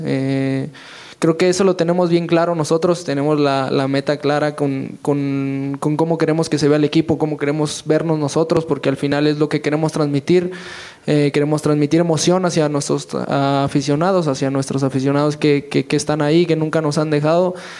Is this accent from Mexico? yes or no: yes; Mexico; somos puros mexicanos